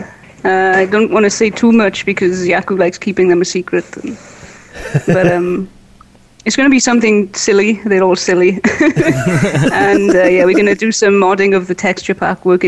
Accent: Wales, United Kingdom; now in South Africa; I'm Welsh.

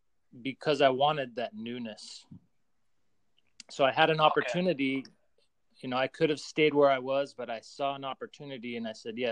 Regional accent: Salt Lake City, Utah, United States; moved away as an adult; also born or lived in Seattle; now in Austin, United States; I grew up in Salt Lake City in Utah, and I lived there for about 36 years.

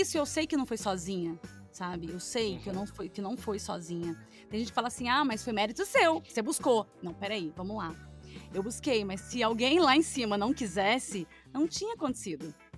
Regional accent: Jesuânia, Minas Gerais, Brazil; also born or lived in Lambari; Eu nasci em Lambari, mas eu, a minha família é toda de Jesuânia, então eu falo que eu sou de Jesuânia, porque eu não fiquei nem 12 horas em Lambari depois que eu nasci. Então eu nasci e fui pra Jesuânia

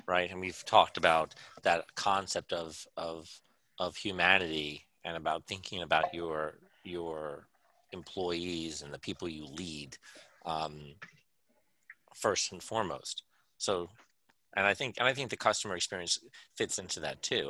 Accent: United States; I'm so American

